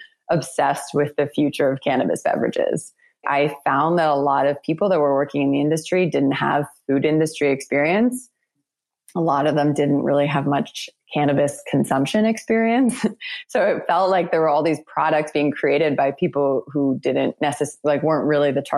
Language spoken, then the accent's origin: English; Toronto, Ontario, Canada; moved away as an adult; I had just come back to my hometown. I had just graduated from business school, and I moved back to Toronto